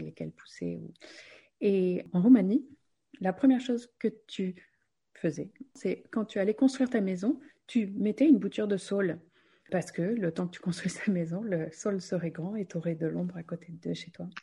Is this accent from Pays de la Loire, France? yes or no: no; Gironde, Nouvelle-Aquitaine, France; on a grandi quand même en Gironde